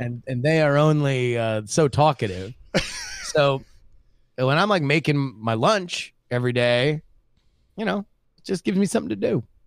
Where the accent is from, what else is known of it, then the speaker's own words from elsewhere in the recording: South Florida, United States; I grew up in South Florida, which is right next to Cuba